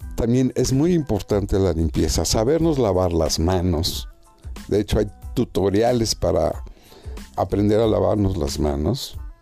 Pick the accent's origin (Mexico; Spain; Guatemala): Mexico